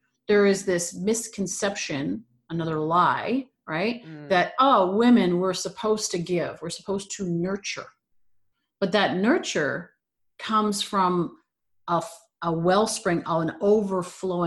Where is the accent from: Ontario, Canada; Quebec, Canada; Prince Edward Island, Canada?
Ontario, Canada; Toronto; moved away as an adult; also born or lived in Los Angeles, California; now in California, United States; when I moved from Toronto, my hometown, to California